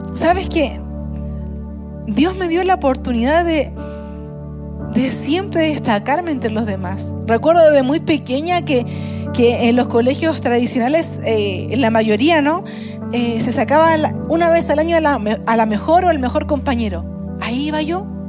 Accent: Puente Alto, Santiago Metropolitan Region, Chile; yo también nací en Puente Alto. Eh, y saben que eh, viví los primeros cinco años de mi vida muy cerca de nuestro campus en Puente Alto, unas dos calles más atrás. Pero desde los cinco años hasta como los 20, 22 quizás, viví en la peor población de Puente Alto.

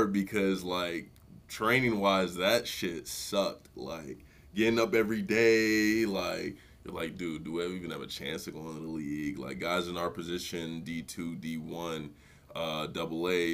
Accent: Cottage Grove, Minnesota, United States; also born or lived in Nigeria; I grew up in the Twin Cities, Nigerian born, went to suburb of the cities

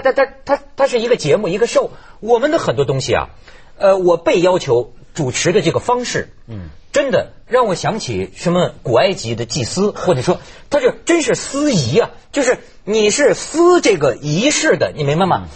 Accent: Shijiazhuang, Hebei, China; 我小时候在石家庄

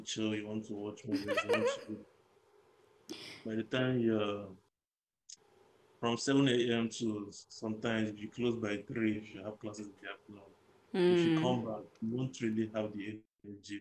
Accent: Nigeria; also born or lived in China; now in Ghana; I'm Nigerian

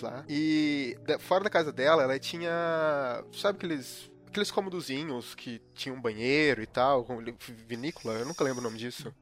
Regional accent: interior of Minas Gerais, Brazil; now in Curitiba, Brazil; eu moro em Curitiba hoje em dia, uhum. eu sou do interior de Minas.

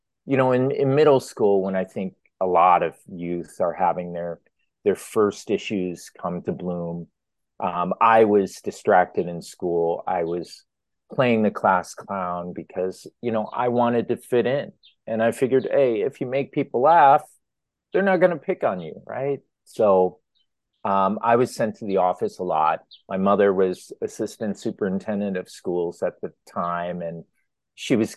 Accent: Bensenville, Illinois, United States; moved away as an adult; also born or lived in Chicago, United States / Los Angeles, United States / South Korea; now in Toronto, Canada; my father's church, where we grew up in Bensonville, Illinois, where I was first adopted

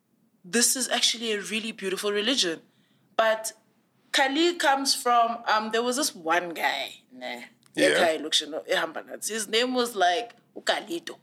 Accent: Pretoria, Gauteng, South Africa; also born or lived in Tongaat, KwaZulu-Natal / Durban; now in Johannesburg, South Africa; I was born in Tongaat, raised in Pretoria

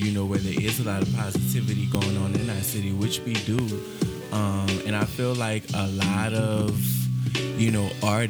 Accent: New Orleans, Louisiana, United States; I'm from New Orleans or whatever. Ooh, that sounds so New Orleans when I did that.

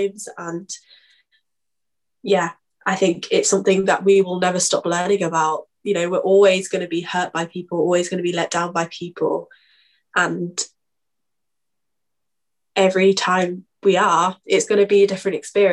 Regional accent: United Kingdom

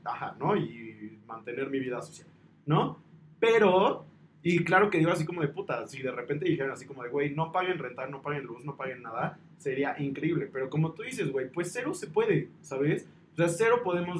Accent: Mexico; esa hermandad que nos caracteriza como pueblo mexicano

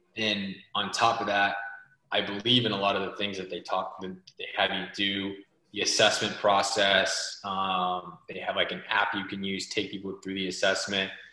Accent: Southern California, United States; also born or lived in Biddeford, Maine; now in Maine, United States; I was originally born and raised in Southern California

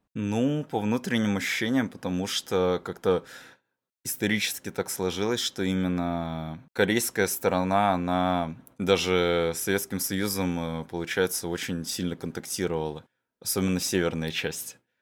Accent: Sakhalin Oblast, Russia; мы всё ещё тут проживаем на Сахалине

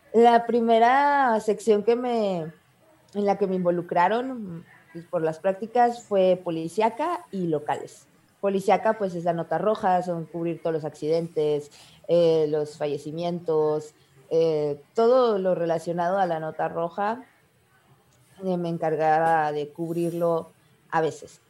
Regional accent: Mexico; soy una chica de México, de un pueblito de Mazaltillo

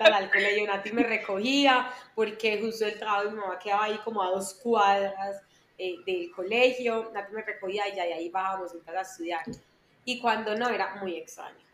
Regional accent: Medellín, Antioquia, Colombia; soy de Medellín, nací en Medellín

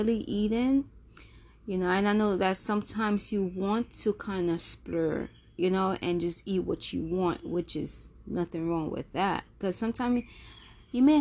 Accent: Jamaica; I'm Jamaican, so you know the great Jamaican meals

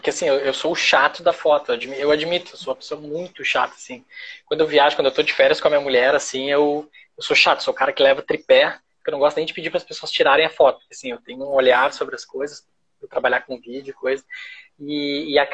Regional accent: Porto Alegre, Rio Grande do Sul, Brazil; now in Rio de Janeiro, Brazil; a gente saiu de Porto Alegre, que é uma cidade bonita, legal, mas a gente perdeu a estética total do frio, né?

